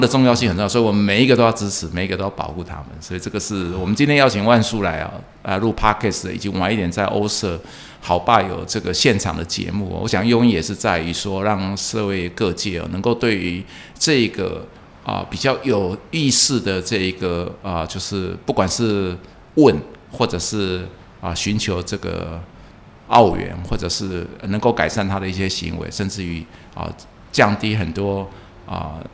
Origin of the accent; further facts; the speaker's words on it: Taiwan; first language Hokkien; 我从小讲闽南话讲到现在都不晓得他是这么优雅